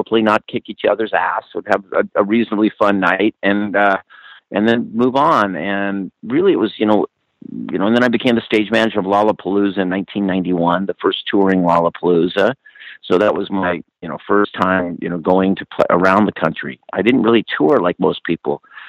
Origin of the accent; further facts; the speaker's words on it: Claremont, California, United States; Yeah, I grew up in Southern California. I grew up in Southern California in Claremont, east of L.A., about an hour.